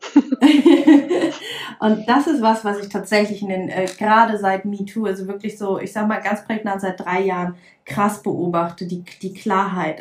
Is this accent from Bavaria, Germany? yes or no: no; Lüneburg Heath, Lower Saxony, Germany; ich komme aus der Lüneburger Heide